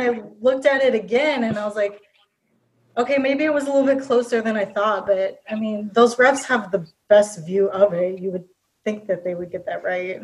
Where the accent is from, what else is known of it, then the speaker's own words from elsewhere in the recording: Minnesota, United States; born and raised in Minnesota